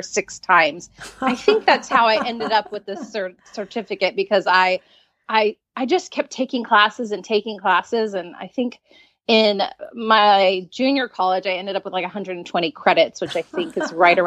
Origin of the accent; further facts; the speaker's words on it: San Diego, California, United States; moved away as an adult; now in Pacific Northwest, United States; I grew up in San Diego. I lived there for 40 years until moving to the Pacific Northwest